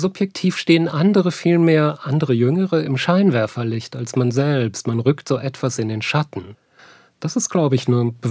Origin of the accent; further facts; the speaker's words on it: North Rhine-Westphalia, Germany; Ich bin ja eigentlich aus dem Ruhrgebiet und in der Zeit der Deindustrialisierung aufgewachsen.